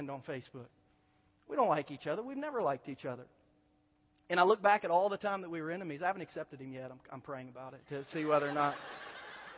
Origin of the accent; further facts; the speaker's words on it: Southern Ohio, United States; moved away; I grew up in Southern Ohio, and I haven't been back there since